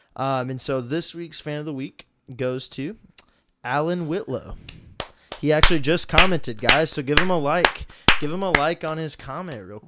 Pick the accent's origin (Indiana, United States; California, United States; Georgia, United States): Indiana, United States; Indianapolis; We're from Indy